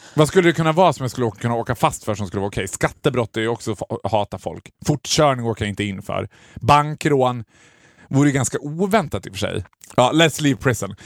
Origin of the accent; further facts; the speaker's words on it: Borlänge, Dalarna County, Sweden; moved away; när jag var hemma i Borlänge